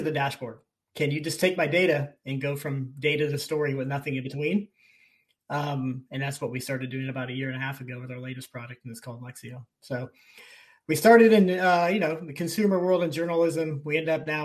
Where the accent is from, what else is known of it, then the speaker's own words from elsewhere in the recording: Mount Pleasant, Iowa, United States; now in Chicago, United States; I grew up in Iowa, so a small world, about an hour